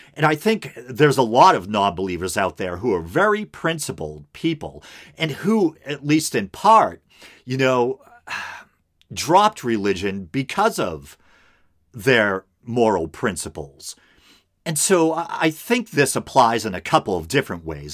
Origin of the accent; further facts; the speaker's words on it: United States; as an American